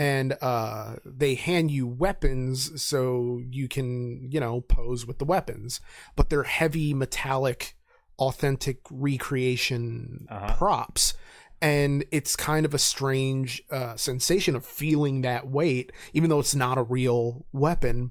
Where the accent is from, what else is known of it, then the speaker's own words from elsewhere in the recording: Reading, Pennsylvania, United States; I grew up in Reading.